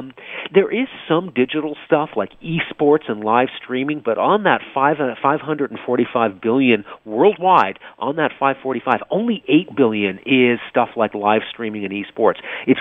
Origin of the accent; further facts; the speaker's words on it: Vancouver, British Columbia, Canada; moved away; I grew up in Vancouver.